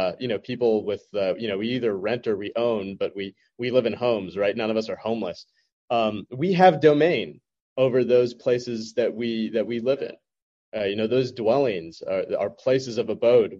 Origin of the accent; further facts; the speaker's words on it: United States; I was born and raised in the United States